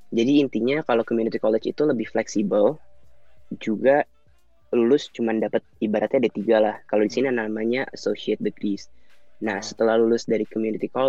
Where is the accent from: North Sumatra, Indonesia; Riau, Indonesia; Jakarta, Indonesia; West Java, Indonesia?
Jakarta, Indonesia; moved away as an adult; now in United States; gue kebetulan lahir dan besar di Jakarta dulu gue kuliah di UNJ juga uh, jurusan manajemen